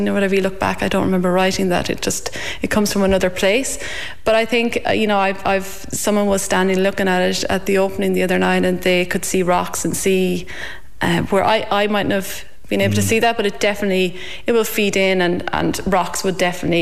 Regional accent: County Longford, Ireland; moved away as an adult; also born or lived in Australia; now in Ballinskelligs, Ireland; I'm originally from Edristown in Longford

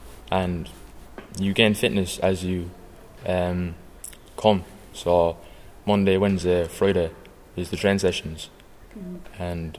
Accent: Tralee, Munster, Ireland; I'm from Tralee.

